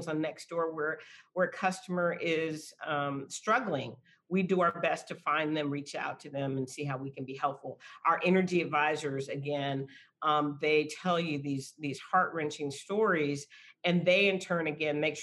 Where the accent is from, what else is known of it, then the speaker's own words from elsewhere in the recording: San Antonio, Texas, United States; I'm from San Antonio and born and raised here